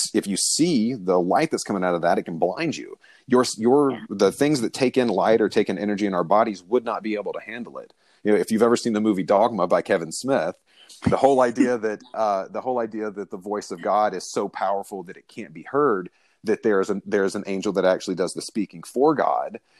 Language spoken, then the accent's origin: English; the South, United States; I'm from the South